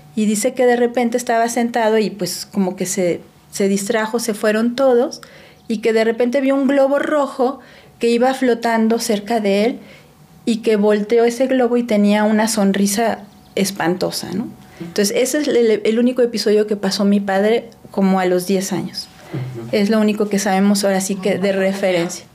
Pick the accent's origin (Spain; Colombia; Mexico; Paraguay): Mexico; Puebla; moved away as an adult; also born or lived in Mexico City / Celaya; now in Aguascalientes, Mexico; crecí prácticamente 30 años de mi vida, viví en Puebla pero aunque nací en la Ciudad de México como ustedes